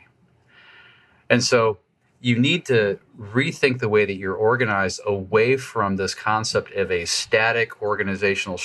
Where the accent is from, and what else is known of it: United States